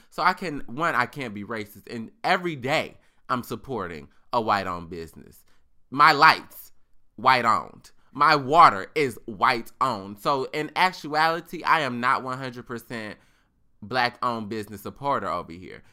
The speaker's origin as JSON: {"language": "English", "country": "United States", "tie": "born or raised there", "said": "I was born in America"}